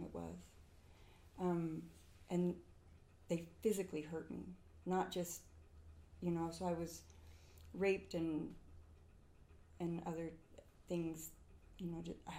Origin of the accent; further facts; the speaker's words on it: Huntington Beach, California, United States; moved away as an adult; now in Utah, United States; I grew up in Southern California, but I grew up in Huntington Beach